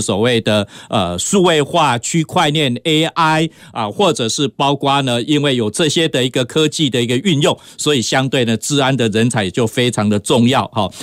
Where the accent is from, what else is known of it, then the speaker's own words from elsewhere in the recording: Taiwan; 我们台湾话